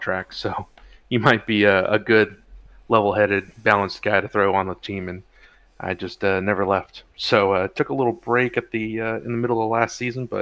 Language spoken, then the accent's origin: English; California, United States; also born or lived in Atlanta; now in North Carolina, United States; I'm from California originally